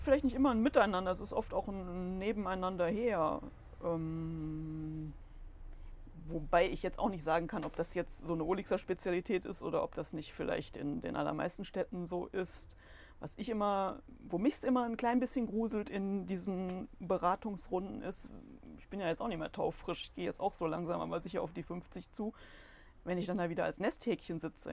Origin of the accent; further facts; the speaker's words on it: Solingen, North Rhine-Westphalia, Germany; ich bin auch hier geboren. Damals war das ja auch noch möglich in der Lukas-Klinik